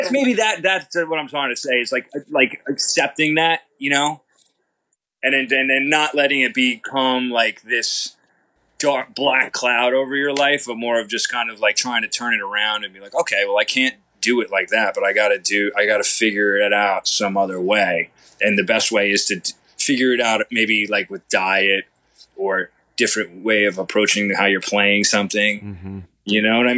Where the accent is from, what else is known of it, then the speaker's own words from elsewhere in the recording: Long Island, New York, United States; moved away as an adult; also born or lived in Los Angeles; I grew up here in Long Island, on the eastern end of Long Island, until I was 18. Then I moved